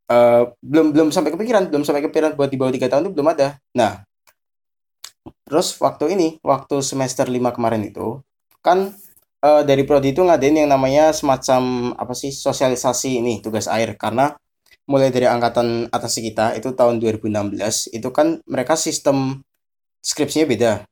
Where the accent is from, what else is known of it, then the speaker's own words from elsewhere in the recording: Cilacap, Central Java, Indonesia; also born or lived in Semarang; Ya, aku asli Cilacap, tapi kalau di Semarang itu aku numpang lahir.